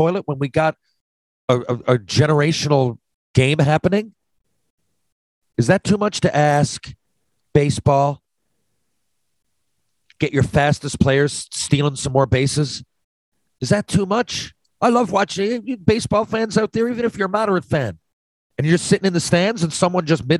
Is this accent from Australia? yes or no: no; Canada; as a Canadian